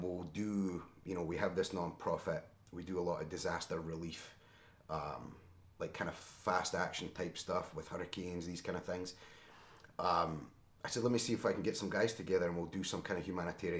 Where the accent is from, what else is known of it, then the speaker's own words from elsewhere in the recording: Scotland, United Kingdom; now in Chicago area, United States; I'm a naturalized citizen as well. I'm from Scotland, obviously.